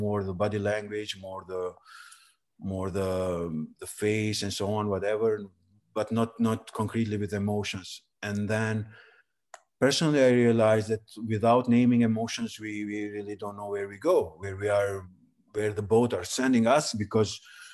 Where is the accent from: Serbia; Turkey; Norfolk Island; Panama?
Serbia; Preševo, Pčinja District; English is a second language; moved away as an adult; also born or lived in Kosovo / Albania; now in Tirana, Albania; my origin actually is from Preševa, a place in Serbia with Albanians. Then I lived there 18 years till the high school